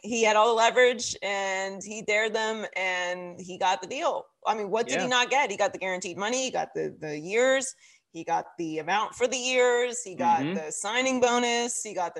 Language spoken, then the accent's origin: English; Pittsburgh, Pennsylvania, United States; also born or lived in Miami; now in Los Angeles, United States; I'm from Pittsburgh and I lived in Miami for a long time and now I'm in LA.